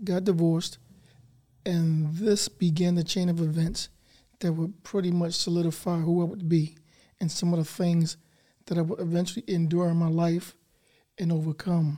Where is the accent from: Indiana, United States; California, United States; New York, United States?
New York, United States; New York City; I grew up in Brooklyn, as you said in the intro, Bed-Stuy, and Marcy Project Housing